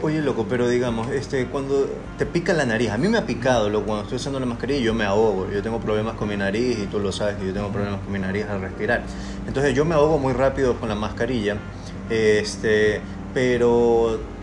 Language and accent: Spanish; Ecuador; a nosotros como ecuatorianos